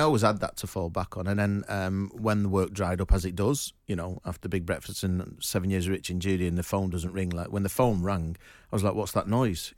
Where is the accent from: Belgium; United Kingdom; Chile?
United Kingdom; Manchester, North West England; I'm from Manchester